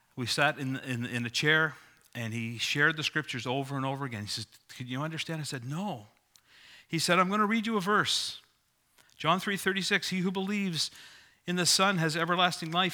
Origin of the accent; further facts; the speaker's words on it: Sydney, New South Wales, Australia; moved away; I grew up in Sydney, as you probably know. If not, you know it from my accent.